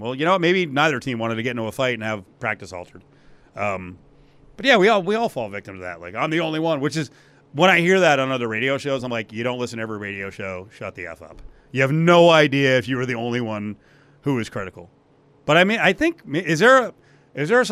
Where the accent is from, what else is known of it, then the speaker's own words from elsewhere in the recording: New Jersey, United States; It's my home state, New Jerseyan, New Jerseyite